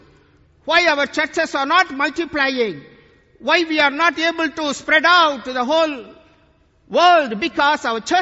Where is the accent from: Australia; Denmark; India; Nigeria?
India; today I come from India